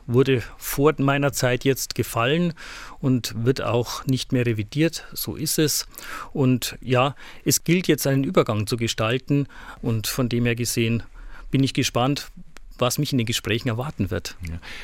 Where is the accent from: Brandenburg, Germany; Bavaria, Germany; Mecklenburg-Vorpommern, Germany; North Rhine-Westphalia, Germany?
Bavaria, Germany; Hilpoltstein; also born or lived in Augsburg; now in Ingolstadt, Germany; Ich stamme aus der Diözese Eichstätt, aus Hilpolstein genauer gesagt, wurde da groß